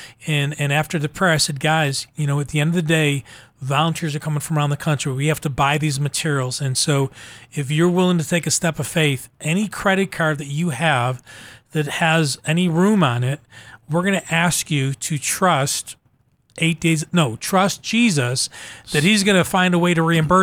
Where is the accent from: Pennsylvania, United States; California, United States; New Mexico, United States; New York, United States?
New York, United States; Buffalo; I was born and raised in Buffalo